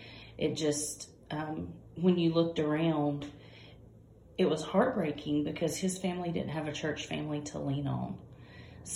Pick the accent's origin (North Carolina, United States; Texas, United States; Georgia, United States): Georgia, United States; I'm from Georgia, and our school district